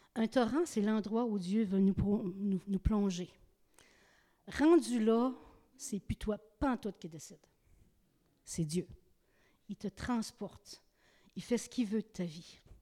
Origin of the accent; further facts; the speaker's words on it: Gaspé, Quebec, Canada; je viens de Gaspé.